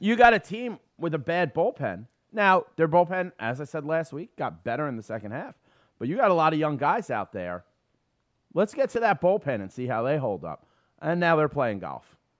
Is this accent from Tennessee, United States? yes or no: no; New York City, New York, United States; I grew up on City Island